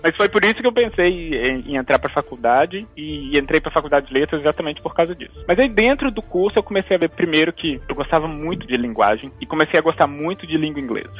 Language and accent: Portuguese; Belo Horizonte, Minas Gerais, Brazil; moved away as an adult; also born or lived in Texas, United States; eu sou mineiro de Belo Horizonte, nasci e cresci em Belo Horizonte